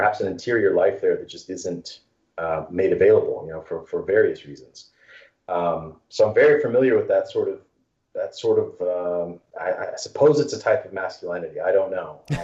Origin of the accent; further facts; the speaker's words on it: Texas, United States; I grew up in Texas